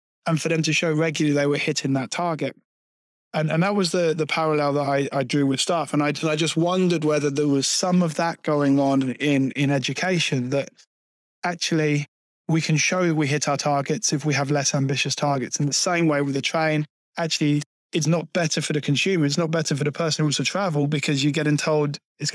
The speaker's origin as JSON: {"language": "English", "town": "Peterborough", "region": "East of England", "country": "United Kingdom", "tie": "born or raised there", "said": "my hometown. I'm from Peterborough originally, in Cambridgeshire. When I moved to Peterborough in 1990"}